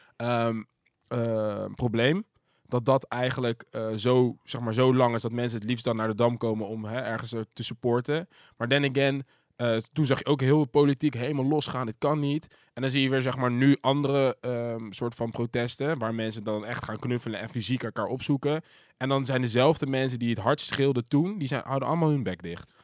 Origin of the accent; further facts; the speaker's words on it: Zoetermeer, South Holland, Netherlands; dat was ook toevallig de grootste school van Zoetermeer toen de tijd